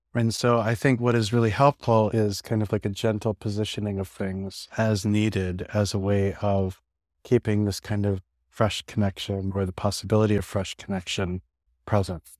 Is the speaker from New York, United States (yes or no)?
yes; New York City, New York, United States; I live in New York City, I grew up in New York City